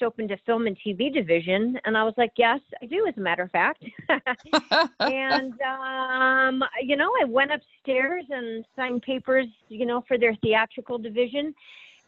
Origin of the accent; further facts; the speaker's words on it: Nebraska, United States; moved away as an adult; also born or lived in Kansas; I was born in Kansas, but I grew up in Nebraska